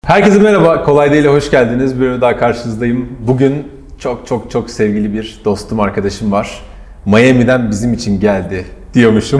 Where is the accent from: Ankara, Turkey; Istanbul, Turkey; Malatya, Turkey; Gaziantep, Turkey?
Ankara, Turkey; benim hep burada büyüdüğüm Ankara Çay Yolu'nda